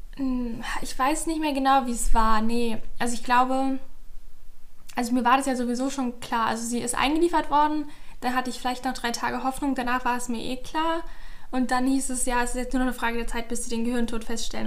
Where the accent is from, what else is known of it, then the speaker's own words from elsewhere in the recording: Berlin, Germany; moved away as an adult; now in Leipzig, Germany; ich komme auch aus Berlin, aber ich wohne gerade in Leipzig